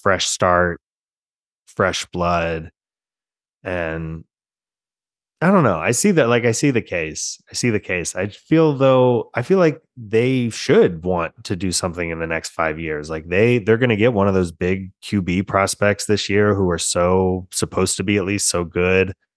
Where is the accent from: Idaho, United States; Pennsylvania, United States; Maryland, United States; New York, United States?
Maryland, United States; Germantown; a former Seneca Valley quarterback from Germantown, Maryland, um, kid named Brian Fleury, who was a quarterback in my hometown in the nineties